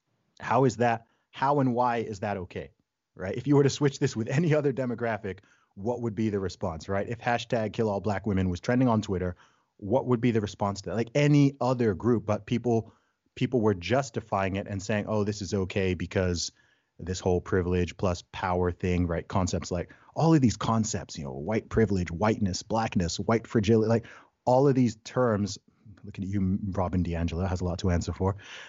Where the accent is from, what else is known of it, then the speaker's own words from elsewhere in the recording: Saudi Arabia; also born or lived in England, United Kingdom; So I was born in England. I'm British by nationality, but I grew up in the Middle East, in Saudi Arabia. My family background's originally from Nigeria.